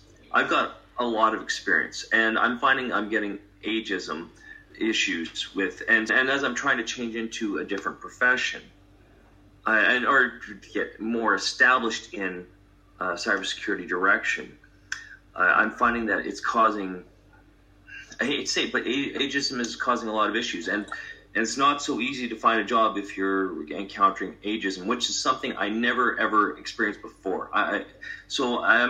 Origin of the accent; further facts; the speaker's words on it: Canada; I'm Canadian